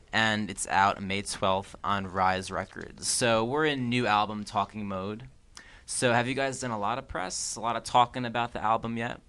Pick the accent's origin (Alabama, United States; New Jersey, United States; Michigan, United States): New Jersey, United States; where I grew up in New Jersey